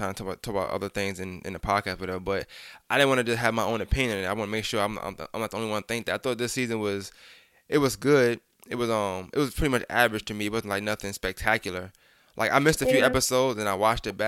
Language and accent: English; New York, United States; I'm from New York